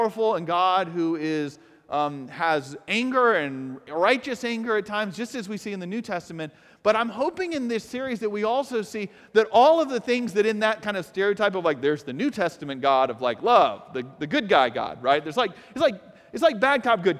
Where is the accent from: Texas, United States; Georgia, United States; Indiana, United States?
Georgia, United States; Atlanta; moved away; I am from Atlanta, Atlanta, Georgia